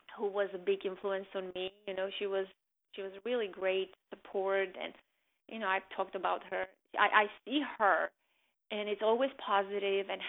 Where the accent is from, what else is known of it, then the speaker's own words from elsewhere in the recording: Armenia; now in United States; the people who made my country, who I identified my home country with, are gone